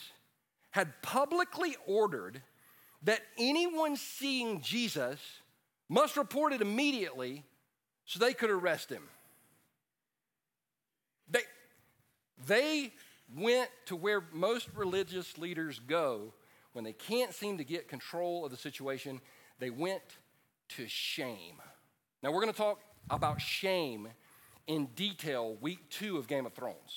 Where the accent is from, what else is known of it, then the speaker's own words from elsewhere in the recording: Easley, South Carolina, United States; I wound up in my old neighborhood, and where I grew up on the Mill Hill.